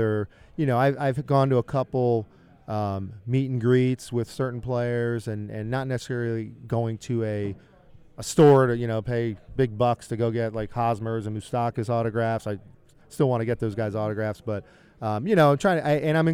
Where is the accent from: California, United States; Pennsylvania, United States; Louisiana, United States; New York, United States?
Pennsylvania, United States; Philadelphia; moved away as an adult; now in Kansas City, United States; I grew up in Philadelphia